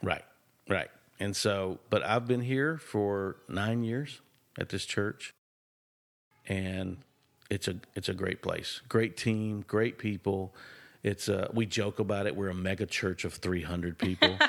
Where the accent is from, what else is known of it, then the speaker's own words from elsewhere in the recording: Nashville, Tennessee, United States; accent: drawl; I was born and raised in Nashville